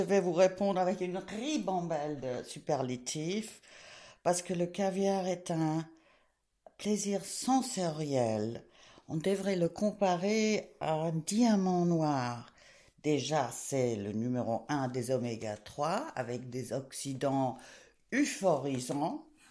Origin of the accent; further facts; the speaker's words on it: England, United Kingdom; moved away; also born or lived in Switzerland / France / South America; Je suis née en Suisse, élevée en Angleterre, d'une famille cosmopolite